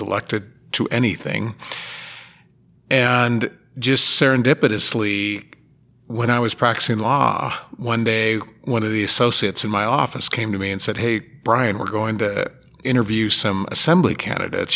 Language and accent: English; Sparks, Nevada, United States; I grew up in Sparks